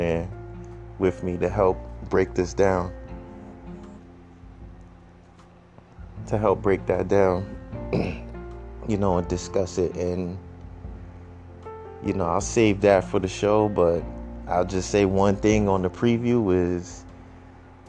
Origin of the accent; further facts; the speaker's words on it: Boston, Massachusetts, United States; now in Brockton, United States; Still repping for the Bean, because I grew up there. I grew up in the Mattapan and the Hyde Park and Roxbury.